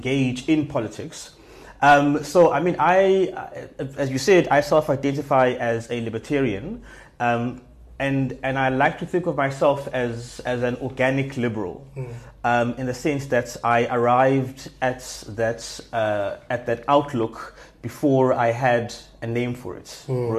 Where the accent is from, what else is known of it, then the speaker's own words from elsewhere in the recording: Johannesburg, Gauteng, South Africa; moved away as an adult; also born or lived in Durban, South Africa; now in Cape Town, South Africa; Grew up mostly in Joburg, and have now been living in Cape Town for almost 8 years